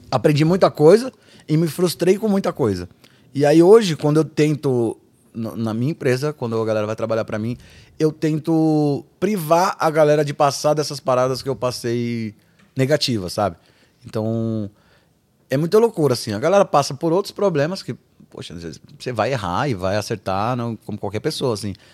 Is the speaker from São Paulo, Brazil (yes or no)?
yes; São Paulo, Brazil; E a gente é de São Paulo, Edu é de, de Bragança.